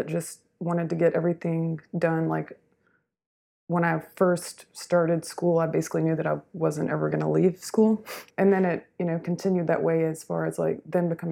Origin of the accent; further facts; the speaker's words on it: a small town in Georgia, United States; moved away as an adult; now in Houston, United States; I am from a small town in Georgia, and moved here in 2004 for grad